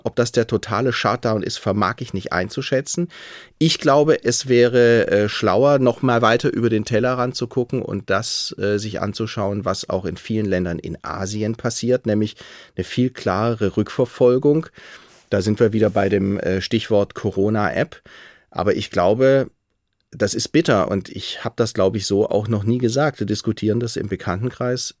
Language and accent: German; Stuttgart, Baden-Württemberg, Germany; moved away as an adult; also born or lived in Tübingen / Sweden; now in Hesse, Germany; ich bin Schwabe. Also wer als Schwabe auf die Welt kommt